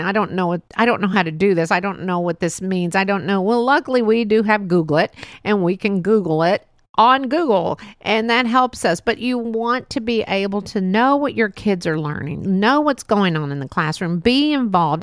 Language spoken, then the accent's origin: English; Texas, United States; it was fun growing up here in Texas.